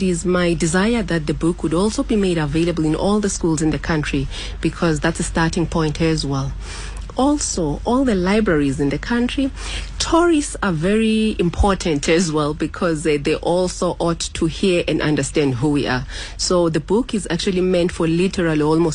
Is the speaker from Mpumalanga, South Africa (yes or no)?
no; Eastern Cape, South Africa; also born or lived in Alice; I grew up in the Eastern Cape, in the rural areas, specifically in Ngahuni and Danzani